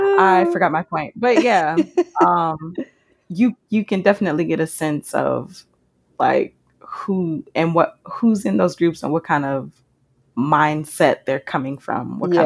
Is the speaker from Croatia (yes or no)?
yes; Croatia; while on the surface it's like, oh, we're all from Croatia